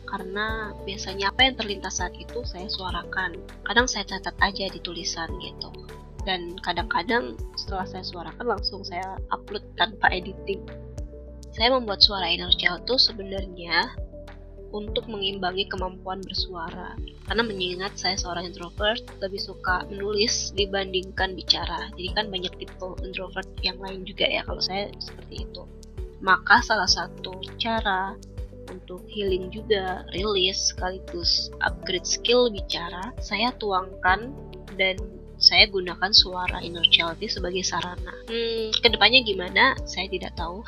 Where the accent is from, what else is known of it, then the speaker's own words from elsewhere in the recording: Lumajang, East Java, Indonesia; moved away as an adult; now in Bogor, Indonesia; Saya aslinya dari Kabupaten Lumajang, Jawa Timur